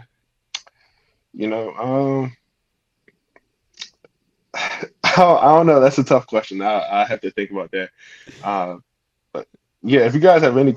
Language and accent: English; Delaware, United States; I'm from Delaware, if you guys didn't know. So I live in the countryside.